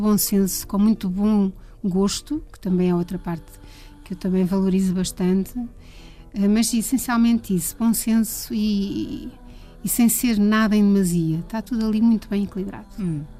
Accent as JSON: {"language": "Portuguese", "town": "Leiria", "region": "Centro", "country": "Portugal", "tie": "born or raised there", "said": "Eu sou de Leiria e vivia num bairro mesmo de um bairro daqueles não era propriamente típico, era um bairro que estava a nascer em Leiria na altura"}